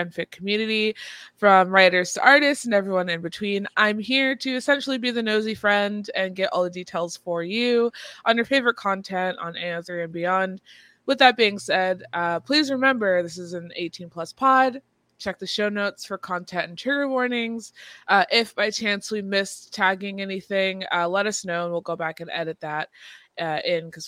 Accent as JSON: {"language": "English", "area": "Bay Area", "region": "California", "country": "United States", "moved": "yes", "lives_now": "Vancouver, Washington, United States", "said": "I'm from the Bay Area, and I moved to Vancouver, Washington, because I wanted a change."}